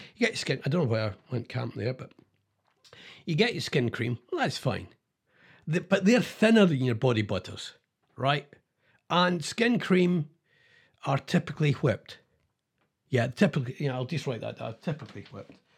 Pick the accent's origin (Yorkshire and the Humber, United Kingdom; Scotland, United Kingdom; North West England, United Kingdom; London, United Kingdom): Scotland, United Kingdom; I'm Scottish